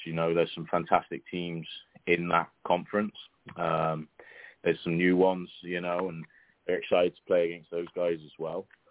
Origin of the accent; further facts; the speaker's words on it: Bristol, South West England, United Kingdom; moved away as an adult; now in Oklahoma City, United States; I grew up uh, Bristol, so I'm Southwest England